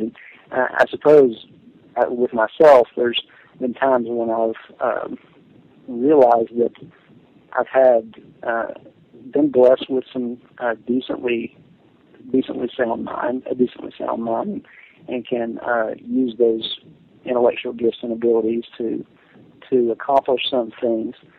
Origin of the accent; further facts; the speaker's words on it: Jamestown, Tennessee, United States; accent: Southern; moved away as an adult; also born or lived in Washington, D.C.; I'm speaking from my hometown that I grew up in in Jamestown, Tennessee, a small town in East Tennessee or the eastern part of Middle Tennessee